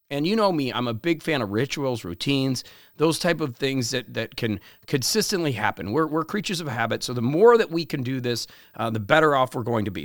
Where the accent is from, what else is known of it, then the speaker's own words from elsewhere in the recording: Parkland, Florida, United States; where I grew up in Parkland